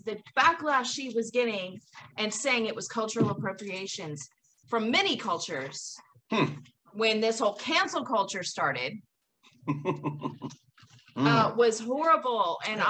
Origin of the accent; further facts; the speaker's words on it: the Bay Area, California, United States; moved away; I grew up in the Bay Area